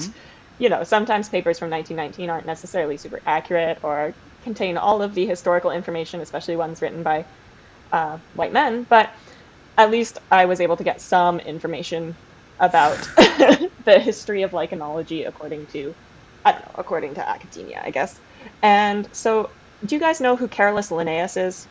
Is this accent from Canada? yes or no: yes; Canada; I am Canadian